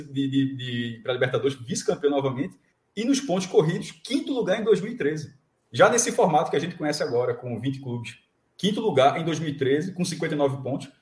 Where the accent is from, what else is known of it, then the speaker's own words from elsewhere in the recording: Pernambuco, Brazil; eu sou pernambucano